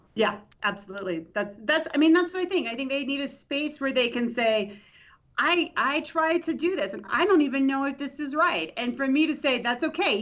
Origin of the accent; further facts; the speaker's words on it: Tampa, Florida, United States; moved away as an adult; also born or lived in Nashville, Tennessee / Houston, Texas / Laramie, Wyoming; I'm from Tampa, Florida originally. So I went to Hillsborough Community College